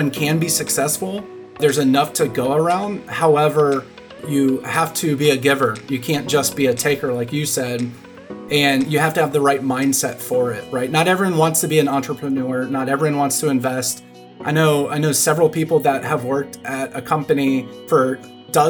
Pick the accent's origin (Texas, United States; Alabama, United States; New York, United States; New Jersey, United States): Texas, United States; Dallas; I grew up in Dallas.